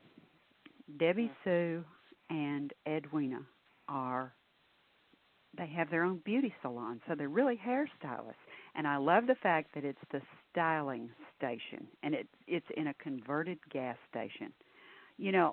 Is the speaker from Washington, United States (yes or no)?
no; Texas, United States; being a Texan myself